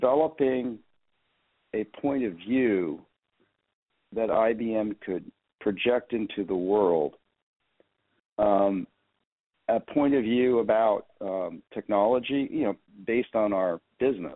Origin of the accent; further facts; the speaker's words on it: San Jose, California, United States; moved away as an adult; my hometown is San Jose, California